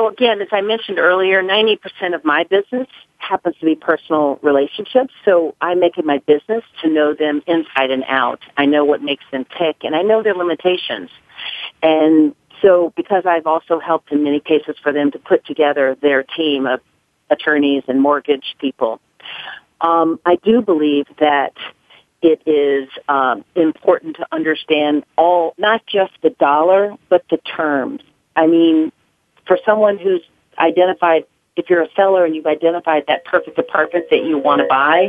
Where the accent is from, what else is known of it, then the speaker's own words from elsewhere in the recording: the South, United States; I was raised in the South, and, you know, I was raised to never talk about money.